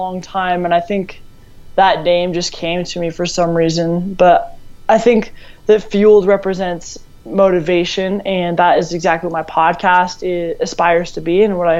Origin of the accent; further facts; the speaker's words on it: Colorado, United States; I'm from Colorado